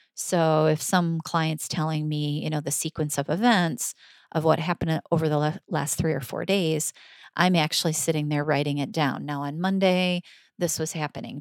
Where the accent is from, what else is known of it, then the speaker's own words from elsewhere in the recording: Michigan, United States; I'm from Michigan